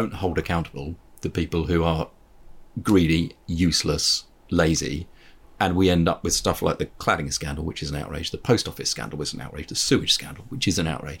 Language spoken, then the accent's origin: English; Petersfield, South East England, United Kingdom; I grew up in Petersfield on the A3